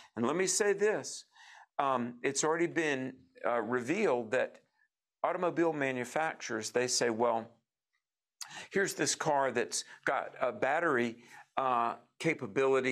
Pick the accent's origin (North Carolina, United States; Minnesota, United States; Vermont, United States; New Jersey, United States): North Carolina, United States; my home state of North Carolina, Thomasville